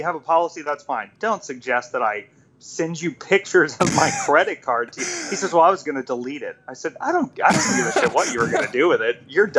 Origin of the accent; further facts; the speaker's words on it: Myrtle Beach, South Carolina, United States; born there; also born or lived in Atlanta, Georgia / Jacksonville, North Carolina; So I was born in Myrtle Beach, South Carolina, and then I moved to Atlanta, Georgia, and then I moved to Jacksonville, North Carolina, and lived on a Marine base